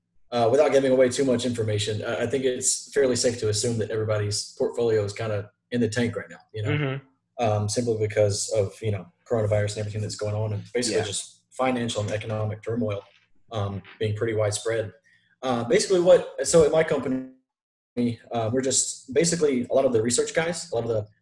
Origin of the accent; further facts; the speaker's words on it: Macon, Georgia, United States; moved away as an adult; now in Atlanta, United States; I am from Macon, Georgia. Lived there until I was about, until about 3 years ago, actually. I moved up here to Atlanta.